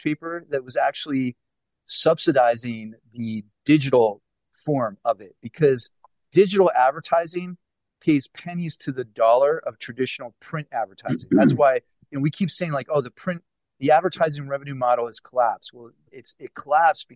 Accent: Pittsburgh, Pennsylvania, United States; moved away; I'm originally from Pittsburgh

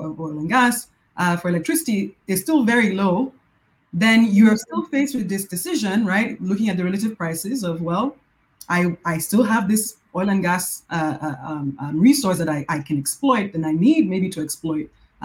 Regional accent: Nigeria; I'm from Nigeria

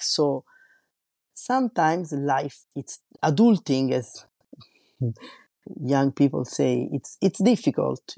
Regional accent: Rome, Lazio, Italy; also born or lived in Paris, France; now in La Rochelle, France; I was born in Rome and raised in, raised in Rome and lived in Paris.

